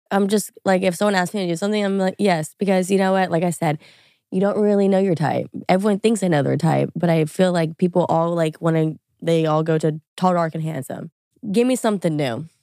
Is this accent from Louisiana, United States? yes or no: yes; Louisiana, United States; moved away as an adult; also born or lived in New York; I grew up in Louisiana, went to L S U